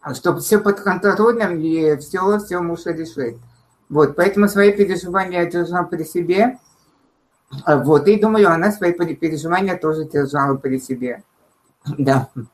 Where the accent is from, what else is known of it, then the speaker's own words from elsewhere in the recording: Armenia; moved away as an adult; now in Russia; я уже не могу сказать, что я из солнечной Армении, а я из России